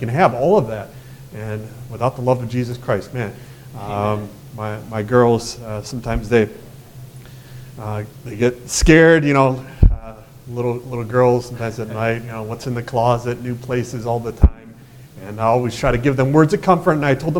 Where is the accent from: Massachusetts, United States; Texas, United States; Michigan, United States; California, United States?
Michigan, United States; and I'm born and raised in Michigan.